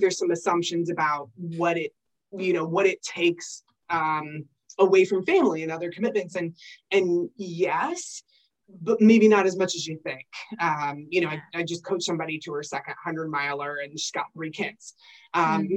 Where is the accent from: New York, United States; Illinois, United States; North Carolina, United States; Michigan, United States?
Michigan, United States; moved away; I don't have any family here. I'm originally from Michigan